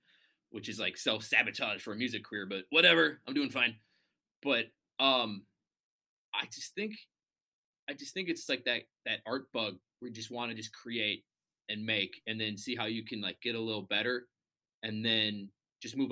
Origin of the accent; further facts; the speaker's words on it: Minneapolis, Minnesota, United States; moved away as an adult; also born or lived in Qatar; now in Singapore; growing up in Minnesota, you got snow